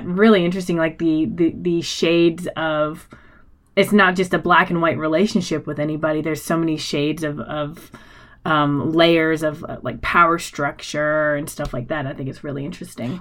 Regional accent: United States; I grew up in America

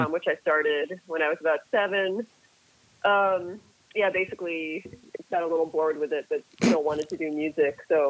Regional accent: Brookline, Massachusetts, United States; moved away as an adult; now in New York, United States; I am from the Boston area, more specifically from the town of Brookline, Massachusetts, or most of my childhood was spent in Brookline, Massachusetts

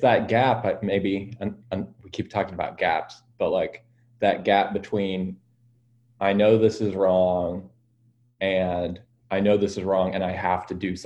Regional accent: Western Kansas, United States; now in Kansas City, United States; I grew up in Western Kansas, and I was raised by accountant, lawyer, farmers

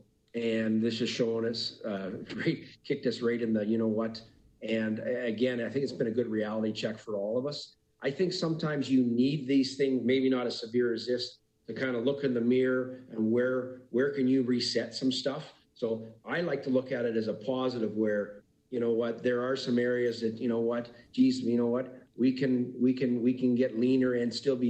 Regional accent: Calgary, Alberta, Canada; also born or lived in Cranbrook; born and raised in Calgary, not born, but raised in Calgary.

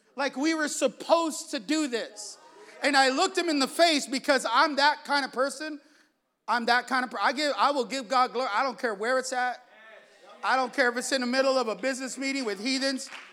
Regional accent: San Jose, California, United States; I'm from the east side of San Jose. I'm from Salsipuedes

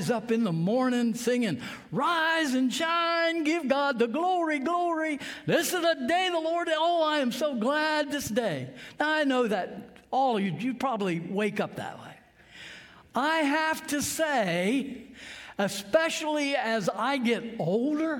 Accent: Sussex County, Delaware, United States; I grew up here in Sussex County, like I said, a little farm not too far from here, and I went to Laurel High School

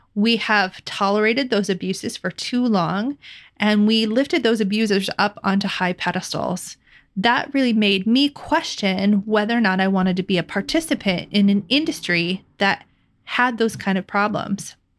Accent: Midwest, United States; living and growing up in the Midwest

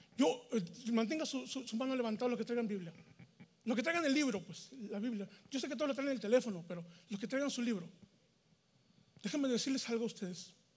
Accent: Mexico; moved away as an adult; now in United States; en México, donde yo soy, allá se visita la esposa

